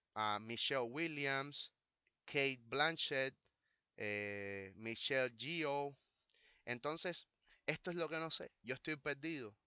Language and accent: Spanish; Cuba; A nosotros los cubanos, a la comunidad cubana